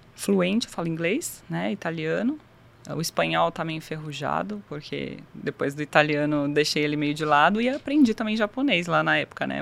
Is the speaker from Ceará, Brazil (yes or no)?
no; São Paulo, Brazil; moved away as an adult; also born or lived in Japan; Eu sou de São Paulo, capital, nascida e criada, vida toda ali praticamente, até os 18 anos.